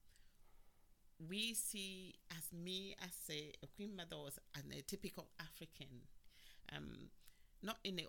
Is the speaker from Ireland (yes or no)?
no; England, United Kingdom; also born or lived in Ghana; now in United States; I grew up in England, and in some recent years I've gone back home.